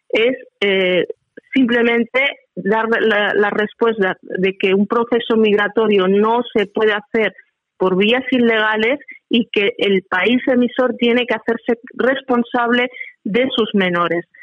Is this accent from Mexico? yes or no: no; Spain; como española tengo voz, tengo criterio